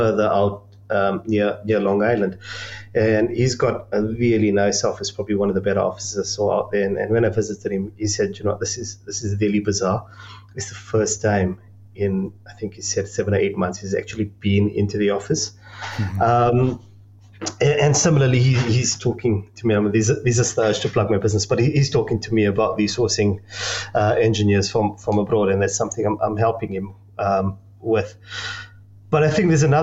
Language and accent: English; South Africa; accent: South African; I'm South African, as you can tell by the accent